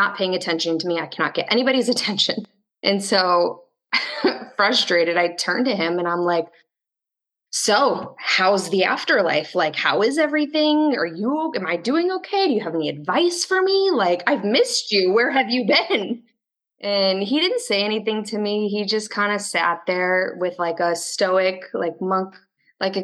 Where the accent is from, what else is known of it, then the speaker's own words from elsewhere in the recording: Chicago, Illinois, United States; also born or lived in Orlando, Florida / Tallahassee, Florida; now in Tampa, United States; I'm in Tampa, Florida, but I'm originally from the Chicago area